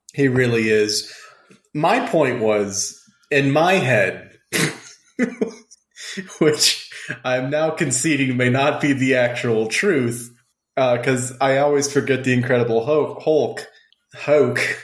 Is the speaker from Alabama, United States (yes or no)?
no; South Louisiana, United States; I come from South Louisiana where everyone goes to church on Sunday with a raging hangover